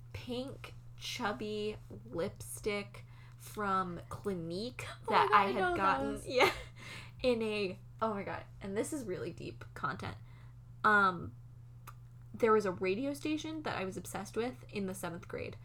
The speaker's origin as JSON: {"language": "English", "region": "Massachusetts", "country": "United States", "said": "I'm from Massachusetts, so that's kind of just what people do there."}